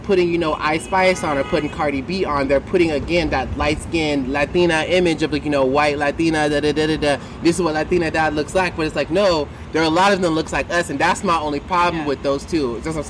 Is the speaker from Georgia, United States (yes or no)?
yes; Augusta, Georgia, United States; also born or lived in Atlanta; now in New York, United States; I'm from Augusta. Like, I know you have family in Atlanta, but, like, I was born in St. Joseph's in Augusta.